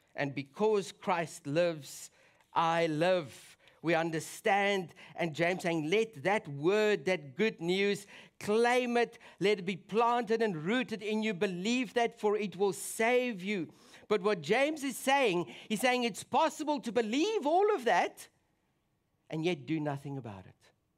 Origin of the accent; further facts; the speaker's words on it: South Africa; moved away; my home country